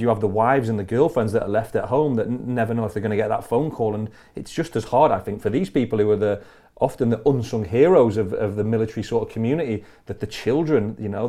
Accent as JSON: {"language": "English", "town": "Blackpool", "region": "North West England", "country": "United Kingdom", "tie": "born or raised there", "said": "in Blackpool okay. in Lancashire"}